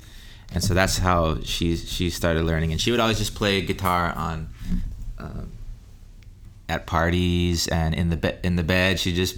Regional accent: Texas, United States; also born or lived in Utah; I actually grew up in the mainland.

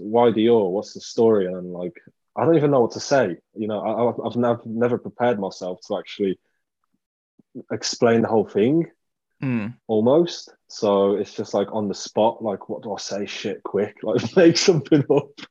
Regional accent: Poland; moved away; the place I grew up in Poland, it was like a kind of like a rough little town

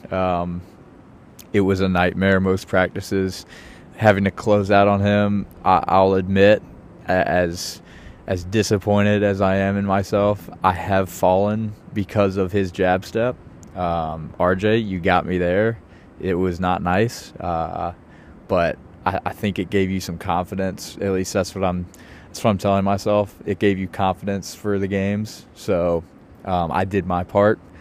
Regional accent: Richmond, Virginia, United States; moved away as an adult; also born or lived in Chapel Hill, North Carolina; now in New York City, United States; I grew up in Richmond

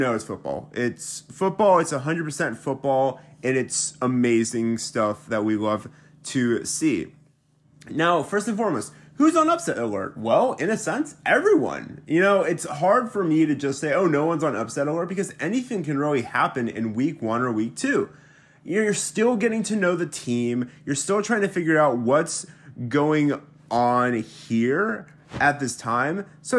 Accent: Mobile, Alabama, United States; moved away; So I grew up in Mobile, Alabama, which is in Alabama and is home to beaches, …, music, and Mardi Gras.

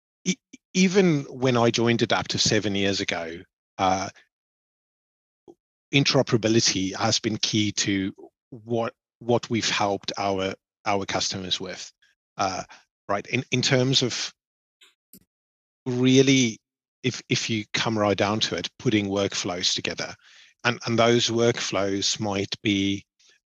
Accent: Cape Town, Western Cape, South Africa; moved away as an adult; now in United Kingdom; I grew up in Cape Town in South Africa. I studied there. My first job was there.

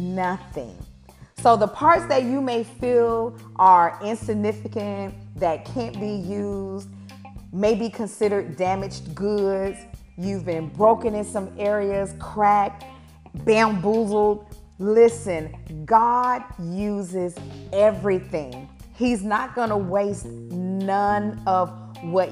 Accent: Alabama, United States; I grew up in Alabama

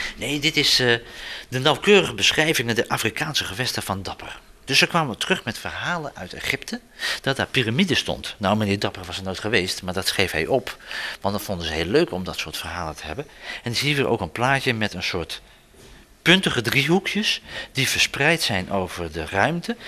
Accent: Zeeland, Netherlands; wij als Zeeuwen

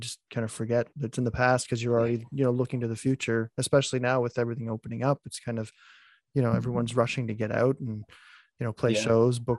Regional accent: Miramichi, New Brunswick, Canada; also born or lived in Saint John; I'm from Miramichi.

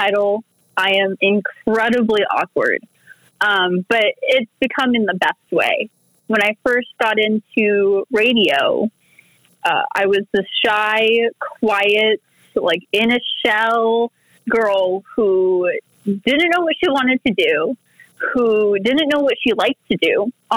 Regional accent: United States; also born or lived in Oak Lawn, Illinois; now in Las Vegas, United States; So I was born in Vegas. But I was like half raised in Chicago. I was half raised in Oak Lawn. I spent a lot of my childhood running around in the snow up there

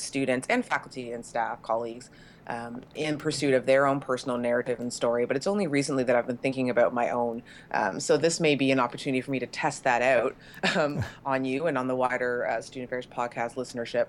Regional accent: Canada; I'm Canadian

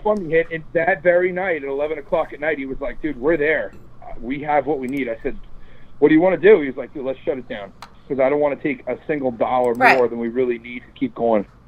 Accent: New York suburbs, United States; I'm from the New York suburbs

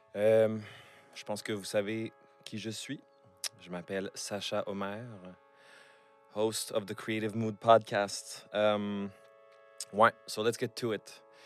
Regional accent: Montreal, Quebec, Canada; J'ai grandi à Montréal.

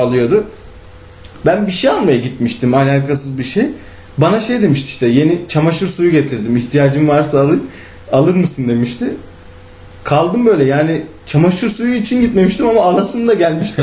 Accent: İzmir, Turkey; doğma büyüme İzmirli olduğum

